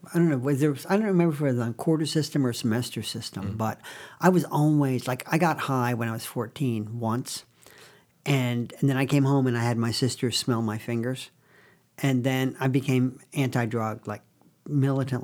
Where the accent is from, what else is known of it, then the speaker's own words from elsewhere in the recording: Binghamton, New York, United States; I was born in Binghamton, New York